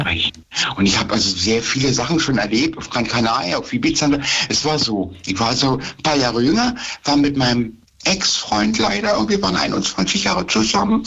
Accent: Germany; hier bei uns in Deutschland

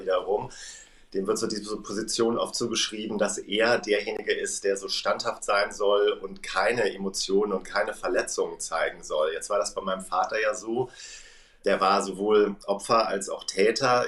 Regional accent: Germany; als Deutsche

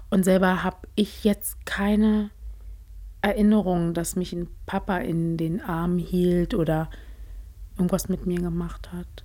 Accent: Potsdam, Brandenburg, Germany; Ich bin halt dort in Potsdam als einzige Farbige groß geworden.

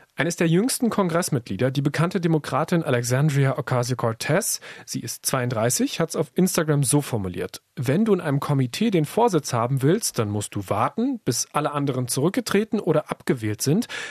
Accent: Germany; bei uns in Deutschland

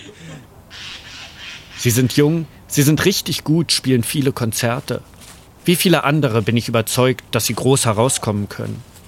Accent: Berlin, Germany; Aufgewachsen bin ich in Wilmersdorf, gut bürgerlich zwischen Kudamm und Grunewald

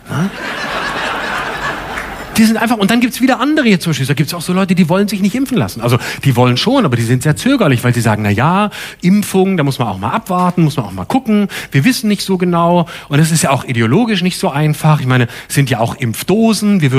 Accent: Baden-Württemberg, Germany; now in Berlin, Germany; ich wohne in Prenzlauer Berg, ich komme aus Baden-Württemberg, ich gebe es offen zu, auch wenn man es nicht hört, deswegen wohne ich da.

